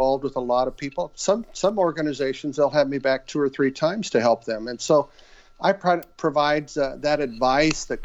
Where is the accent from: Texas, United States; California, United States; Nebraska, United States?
Nebraska, United States; Western; moved away as an adult; also born or lived in Des Moines, Iowa / Omaha, Nebraska; I was raised in Western Nebraska on a farm